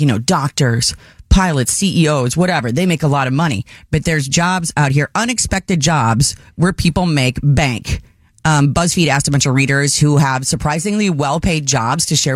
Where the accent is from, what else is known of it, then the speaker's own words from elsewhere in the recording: Minneapolis, Minnesota, United States; It was a bar where I grew up in Minneapolis.